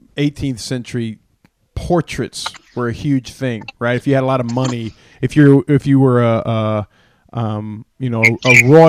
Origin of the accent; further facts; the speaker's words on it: Athens, Georgia, United States; This is us, man. We're from Athens, Georgia, and we're, you know, we like certain things.